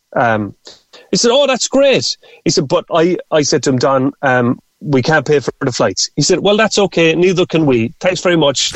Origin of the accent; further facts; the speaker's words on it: Carrigaline, Munster, Ireland; moved away as an adult; also born or lived in Cork; now in San Diego, United States; that's the kind of house I grew up in in Carrigaline